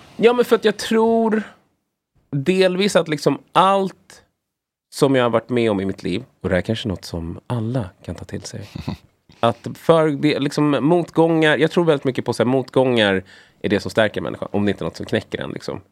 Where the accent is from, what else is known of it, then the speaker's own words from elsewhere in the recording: Sweden; sen kom min mamma hit och min brorsa. Och sen föddes jag